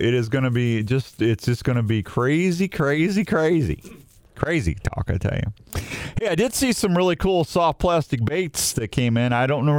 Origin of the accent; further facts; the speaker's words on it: Washington, Missouri, United States; accent: southern; I grew up in Washington, Missouri.